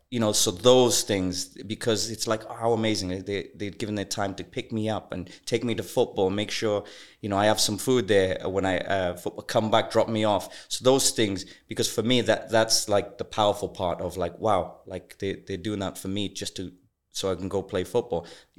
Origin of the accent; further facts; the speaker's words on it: Wales, United Kingdom; also born or lived in Zambia / Malawi; I was born in Zambia. We moved to Malawi. In Malawi, my dad passes away. I'm 9 years old. My mom's left with 5 kids to raise. We moved to UK, to Wales.